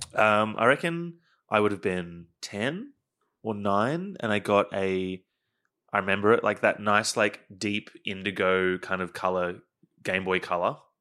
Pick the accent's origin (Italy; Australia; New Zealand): Australia; Queensland; now in Melbourne, Australia; I am from Queensland